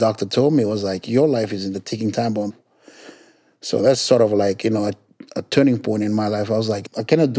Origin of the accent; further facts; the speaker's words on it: Fiji; now in Philadelphia, United States; So I'm not American. I'm all the way from the island of Fiji.